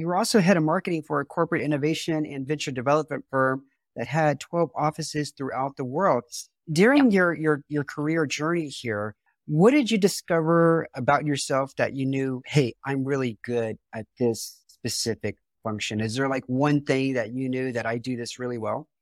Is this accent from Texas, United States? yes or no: yes; Houston, Texas, United States; I'm from Houston